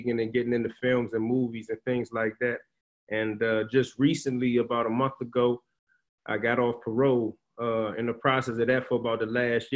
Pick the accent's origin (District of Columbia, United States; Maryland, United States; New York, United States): District of Columbia, United States; Washington; I'm a Washingtonian native, born and raised in Washington, D.C., Northwest Washington, D.C.